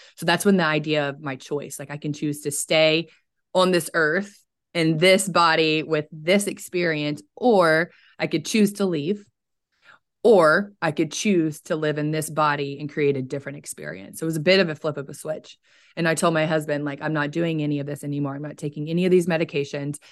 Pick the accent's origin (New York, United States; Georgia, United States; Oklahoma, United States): Oklahoma, United States; I'm from Oklahoma, so I'm in central United States